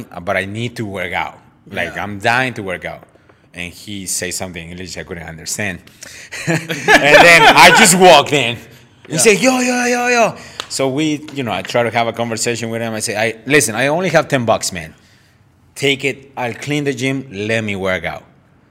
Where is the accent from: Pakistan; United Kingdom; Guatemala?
Guatemala; moved away as an adult; now in Chelsea, United States; left everything behind on my home country, which is Guatemala